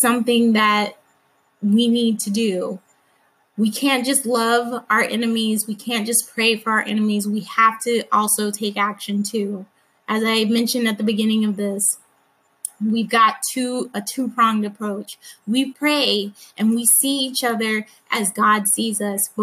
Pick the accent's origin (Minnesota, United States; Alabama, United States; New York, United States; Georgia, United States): Alabama, United States; I grew up in Alabama